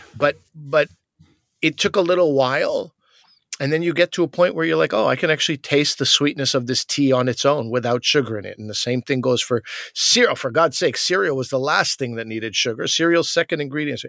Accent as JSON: {"language": "English", "region": "Quebec", "country": "Canada", "said": "I'm from Quebec"}